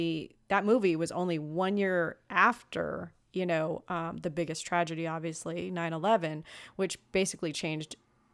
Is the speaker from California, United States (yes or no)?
yes; Los Angeles, California, United States; Growing up in Los Angeles, you would think a girl could speak some Spanish. I only knew the bad words.